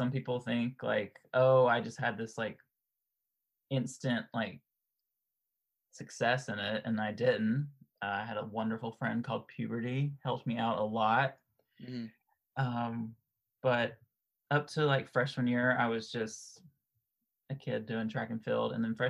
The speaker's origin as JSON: {"language": "English", "country": "United States", "tie": "born or raised there", "said": "But, you know, growing up in America, it's football, basketball, baseball."}